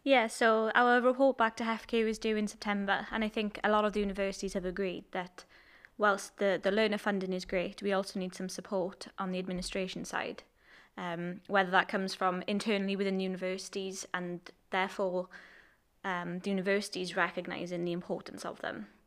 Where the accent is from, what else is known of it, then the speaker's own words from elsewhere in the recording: Port Talbot, Wales, United Kingdom; I'm from Port Albert